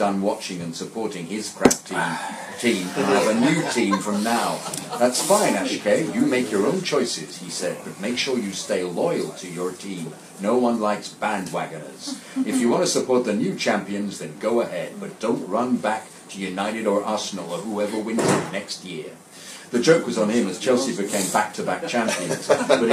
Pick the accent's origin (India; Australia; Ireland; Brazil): India; I was born and raised in India.